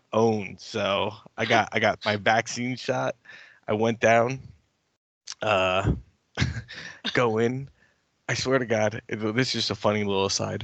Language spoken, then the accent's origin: English; United States; as an American